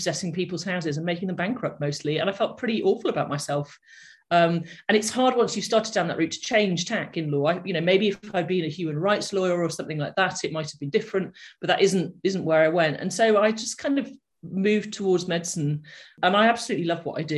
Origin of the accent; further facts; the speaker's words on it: the Northwest, North West England, United Kingdom; my background is that I grew up in the Northwest